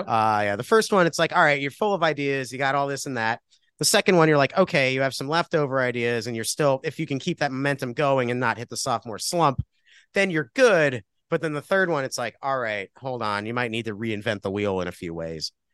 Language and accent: English; Milford, Connecticut, United States; now in Cleveland, United States; So yeah, I'm from Milford. I grew up like a few towns over.